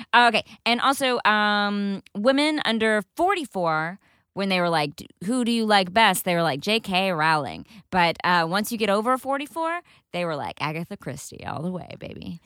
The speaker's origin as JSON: {"language": "English", "region": "Texas", "country": "United States", "tie": "born or raised there", "said": "I grew up in Texas"}